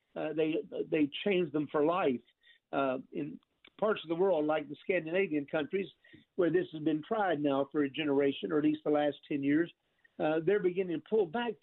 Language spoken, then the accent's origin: English; United States; us as American Christians